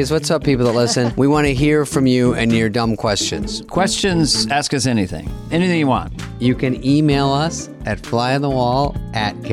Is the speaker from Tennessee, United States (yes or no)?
no; Arizona, United States; moved away as an adult; also born or lived in New York; I'm from Arizona